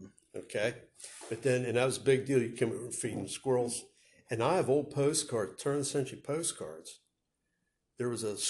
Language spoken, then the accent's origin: English; West Shore, Pennsylvania, United States; Growing up on the West Shore